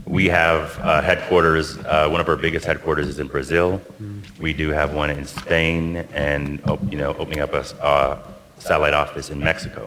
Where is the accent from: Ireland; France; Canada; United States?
Canada; Toronto, Ontario; moved away; I'm originally from Toronto.